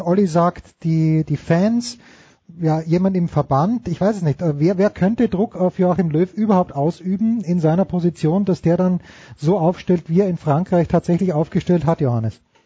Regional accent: Austria; ich bin Österreicher

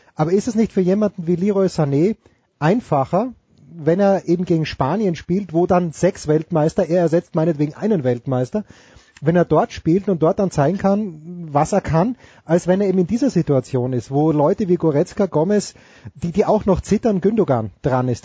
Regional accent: Austria; ich bin Österreicher

